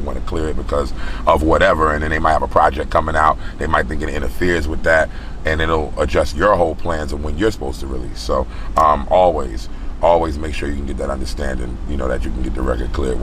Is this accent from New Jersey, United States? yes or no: yes; New Jersey, United States; moved away as an adult; also born or lived in Los Angeles, United States; now in Atlanta, United States; I'm from Jersey. I'm a Jersey boy